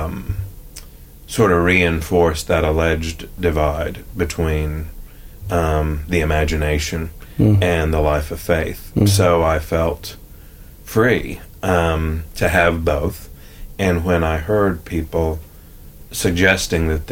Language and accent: English; Nashville, Tennessee, United States; I am of Nashville. I was born in Nashville, and other than working with the YMCA in Northern Ireland and France a little bit after college, I've never really left Nashville.